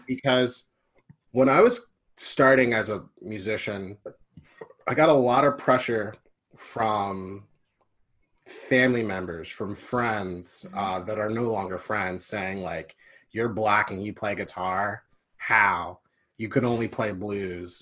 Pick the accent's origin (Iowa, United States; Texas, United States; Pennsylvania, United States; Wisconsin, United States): Pennsylvania, United States; Philadelphia; also born or lived in Glenside; I was born and raised in Philly.